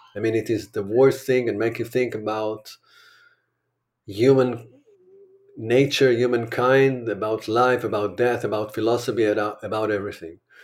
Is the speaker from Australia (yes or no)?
no; Israel; I'm an Israeli